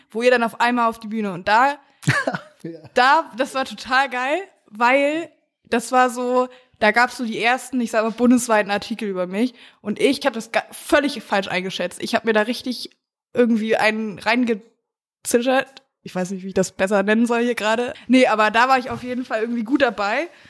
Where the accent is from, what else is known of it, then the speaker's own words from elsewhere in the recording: Mecklenburg-Vorpommern, Germany; ich komme ja aus dem Süden Mecklenburgs